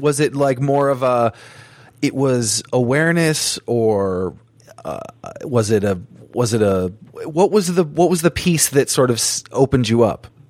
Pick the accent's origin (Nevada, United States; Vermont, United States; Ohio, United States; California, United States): Vermont, United States; I grew up in Vermont, super small place, not much going on.